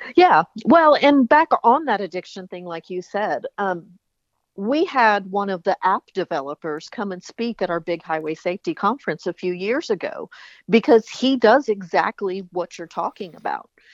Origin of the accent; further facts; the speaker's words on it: the South, United States; I was even from the South